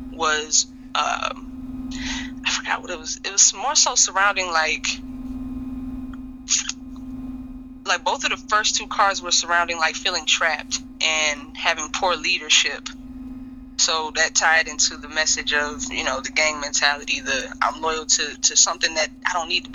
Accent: Kenosha, Wisconsin, United States; I grew up in Kenosha

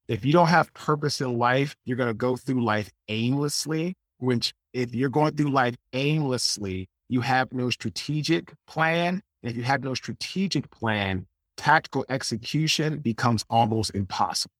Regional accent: Washington, District of Columbia, United States; I'm originally from Washington, D C, I, I went to Saint John's College High School

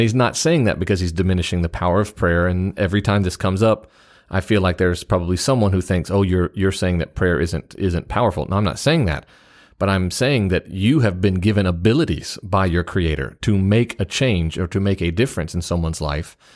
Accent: the South, United States; being a Southerner

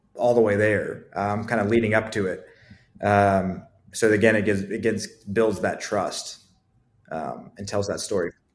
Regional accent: Akron, Ohio, United States; moved away as an adult; also born or lived in Columbus, Ohio; now in Asheville, United States; I'm from Ohio originally, from Akron, Ohio

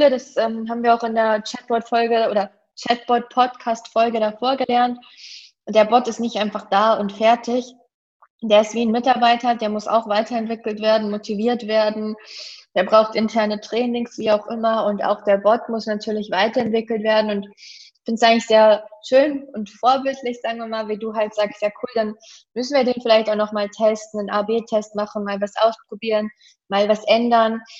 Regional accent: Germany; Das ist für mich als Deutsche manchmal ein bisschen schwierig.

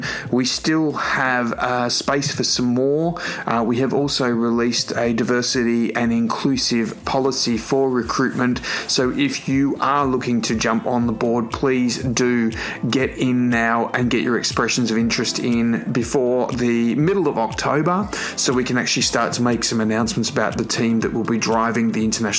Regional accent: Australia; moved away; my home country

